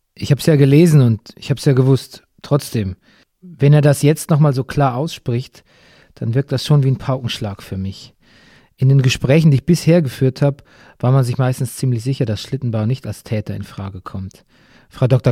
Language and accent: German; Bavaria, Germany; meiner Heimat Bayern